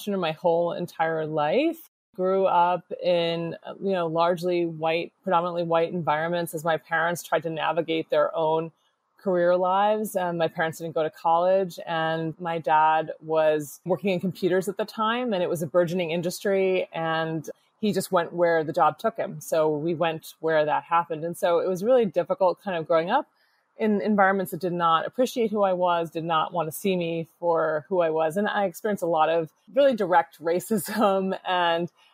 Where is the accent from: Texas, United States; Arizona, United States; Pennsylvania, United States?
Pennsylvania, United States; Scranton; moved away; also born or lived in New York City; I grew up most of my childhood in Scranton, Pennsylvania